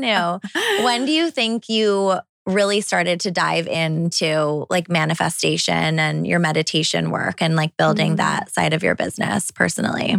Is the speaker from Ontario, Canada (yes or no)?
yes; Toronto, Ontario, Canada; I'm a city girl. I grew up in Toronto.